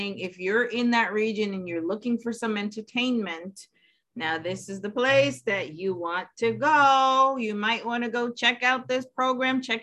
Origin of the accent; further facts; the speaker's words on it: Jamaica; now in New York, United States; we are Caribbean people, you know, and we're from Jamaica